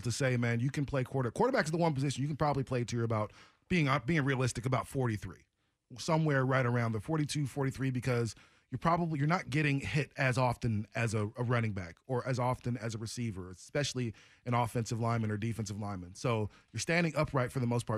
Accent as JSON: {"language": "English", "town": "Portland", "country": "United States", "said": "I'm from Portland."}